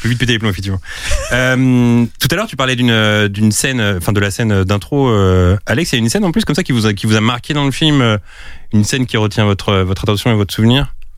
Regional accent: Drancy, Île-de-France, France; je viens de la ville de Drancy

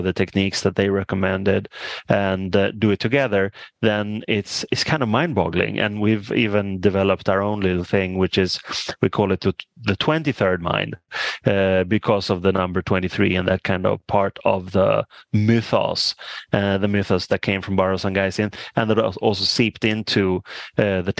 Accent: Stockholm, Stockholm County, Sweden; I grew up in Stockholm, which is the capital.

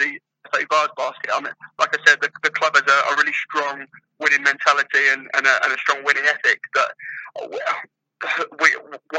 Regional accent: England, United Kingdom; I'm English myself

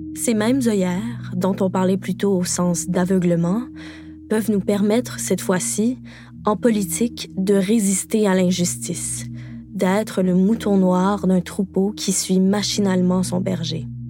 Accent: Quebec, Canada; au Québec, parce que oui, je suis québécoise

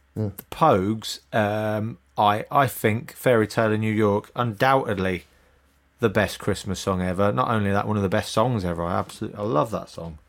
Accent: Northamptonshire, East Midlands, United Kingdom; I grew up in Northamptonshire.

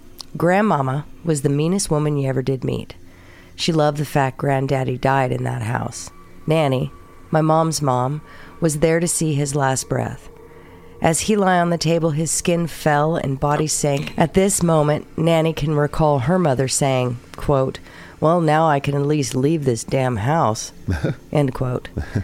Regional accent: the South, United States; Of course, though, I am from the South, which comes with a heavy belief in the Bible, or otherwise known as Sky Daddy.

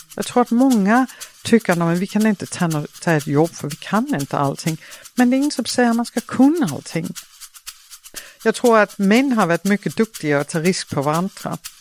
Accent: Denmark; Swedish is a second language; moved away as an adult; now in Sweden; jag är ju dansk mm. och uh, jag är uppvuxen på Jylland i en liten stad, Åre

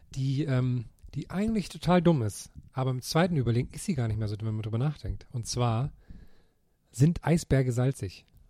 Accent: Thuringia, Germany; meiner Heimat in Thüringen

